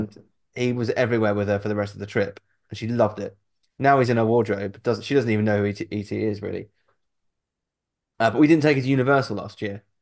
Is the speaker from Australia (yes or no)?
no; United Kingdom; we're British